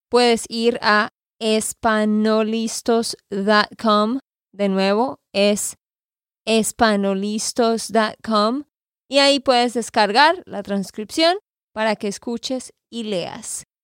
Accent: Santander, Colombia; de Santander, Colombia.

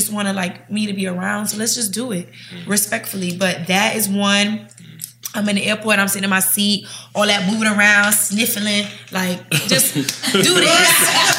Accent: Jamaica; I'm Caribbean too, so anything a vibe.

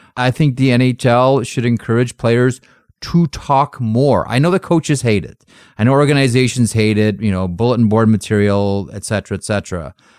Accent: Canada; my national identity as a Canadian

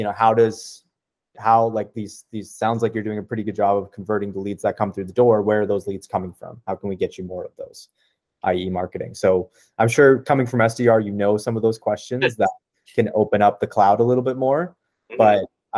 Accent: Ottawa, Ontario, Canada; I'm actually from Ottawa. I'm in Ottawa right now

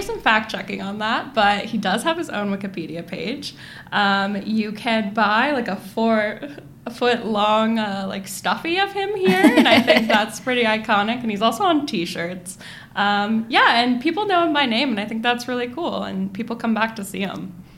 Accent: Monterey, California, United States; I grew up sort of in the Monterey uh, area

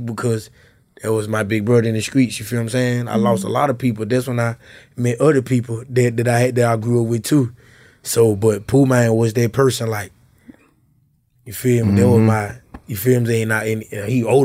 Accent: Tallulah, Louisiana, United States; moved away; also born or lived in North Memphis, Tennessee; I'm from Louisiana, Tallulah

